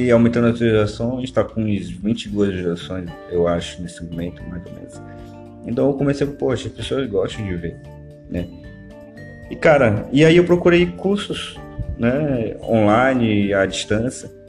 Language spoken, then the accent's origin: Portuguese; Manaus, Amazonas, Brazil; foi no ponto turístico daqui de Manaus. Sou de Manaus, galera, beleza?